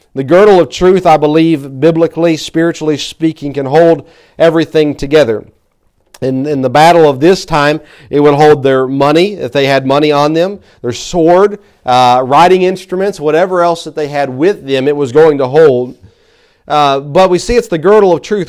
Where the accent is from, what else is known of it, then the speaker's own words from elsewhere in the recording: Tennessee, United States; I'm from Tennessee